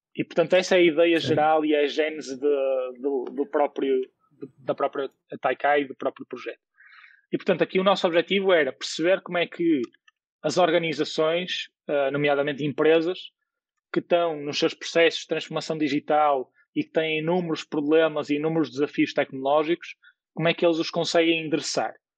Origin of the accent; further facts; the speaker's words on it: Porto, Norte, Portugal; eu nasci no Porto e, portanto, sou, sou do Porto e, portanto, estudei também no Porto